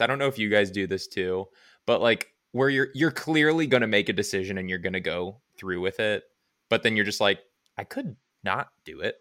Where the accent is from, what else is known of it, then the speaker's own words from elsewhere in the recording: Cincinnati, Ohio, United States; moved away as an adult; now in Indianapolis, United States; I will be moving back to where I came from, which is the Queen City, Cincinnati, Ohio